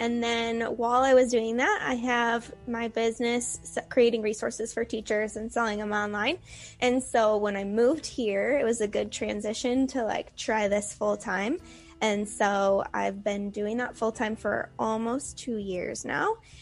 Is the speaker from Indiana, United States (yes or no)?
no; Chicago, Illinois, United States; also born or lived in Arizona; now in Minnesota, United States; I grew up in the Chicago area and lived in Arizona for 6 years, and I moved to Minnesota almost 2 years ago now.